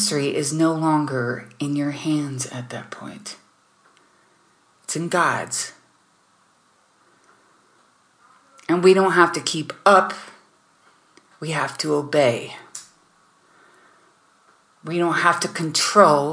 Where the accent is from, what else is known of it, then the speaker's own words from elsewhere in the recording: United States; now in Germany; I'm not there in America, I'm in Germany, but I was raised in America